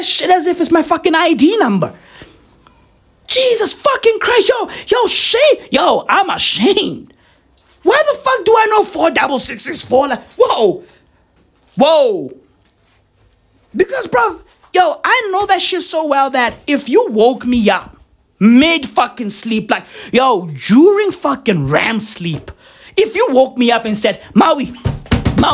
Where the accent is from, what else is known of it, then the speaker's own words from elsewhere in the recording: South Africa; I'm from South Africa